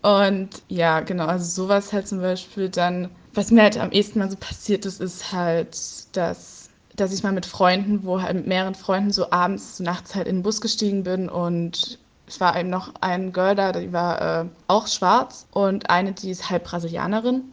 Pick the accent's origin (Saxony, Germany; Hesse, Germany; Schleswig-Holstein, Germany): Saxony, Germany; Leipzig; ich komme aus Leipzig